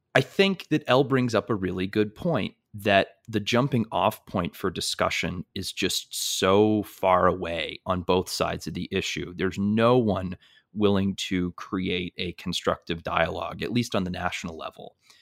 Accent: North Shore of Massachusetts, United States; I grew up in the Northeast, in the North Shore of Massachusetts

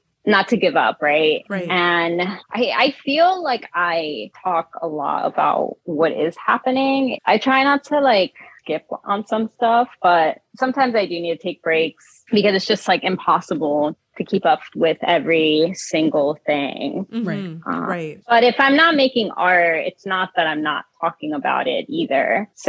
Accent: Philadelphia, Pennsylvania, United States; No, I'm from Philly. Like, I don't care.

